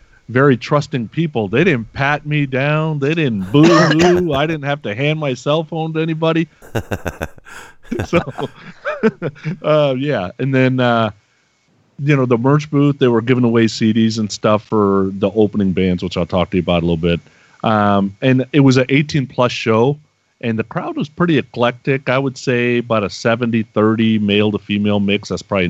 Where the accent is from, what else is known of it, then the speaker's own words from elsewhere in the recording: Bay Area, California, United States; I grew up in the Bay Area